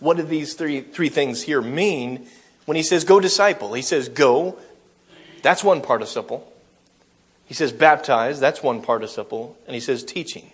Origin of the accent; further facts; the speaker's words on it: United States; I'm from America